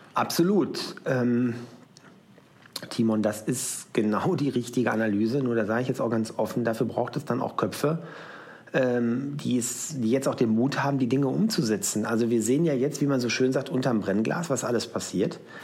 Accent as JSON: {"language": "German", "town": "Schwaney", "region": "North Rhine-Westphalia", "country": "Germany", "tie": "born or raised there", "said": "in meinem Heimatort äh, namens Schwanei. Das liegt in der Nähe von Paderborn."}